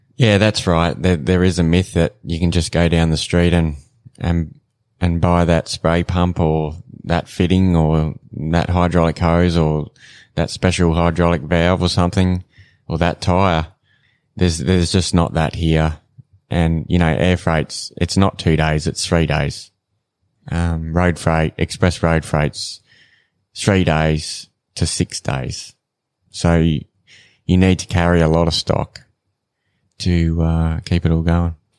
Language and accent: English; Renmark, South Australia, Australia; moved away as an adult; now in Katherine, Australia; I'm not originally from here. I grew up in South Australia in a town called Remark